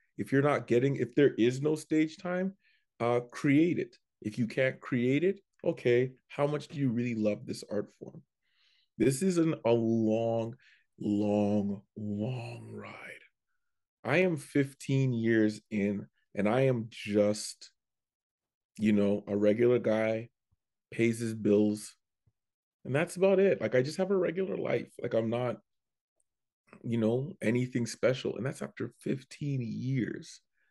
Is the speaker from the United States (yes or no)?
no; Canada; but because I'm from Canada, they go, all right, we'll give you 5.